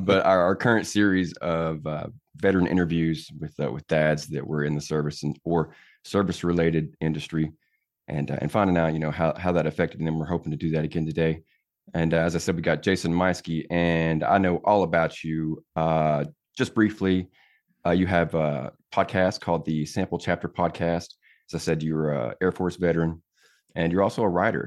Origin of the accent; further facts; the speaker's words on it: Tennessee, United States; moved away as an adult; born and raised here